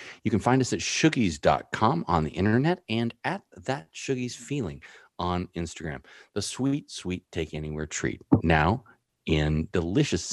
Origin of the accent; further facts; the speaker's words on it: San Francisco, California, United States; I grew up here too.